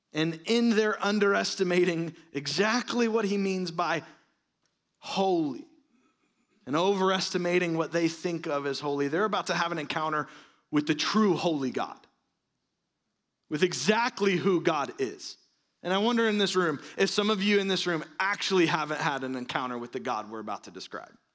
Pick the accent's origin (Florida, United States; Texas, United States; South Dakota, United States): Florida, United States; I'm from Florida.